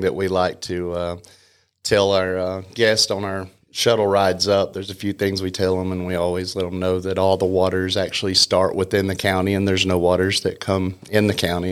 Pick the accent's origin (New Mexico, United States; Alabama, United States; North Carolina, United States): North Carolina, United States; Canton; I grew up in Canton